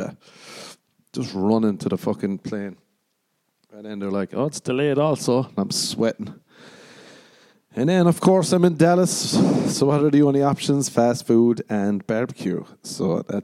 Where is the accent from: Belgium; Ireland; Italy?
Ireland